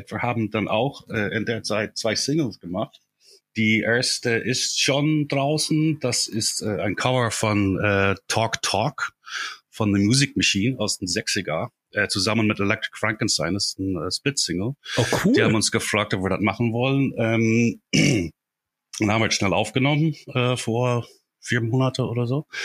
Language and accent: German; Ireland; German is a second language; moved away as an adult; also born or lived in Dublin; now in Germany; Die sind in Irland, wo ich herkomme, sind die auch ziemlich üblich.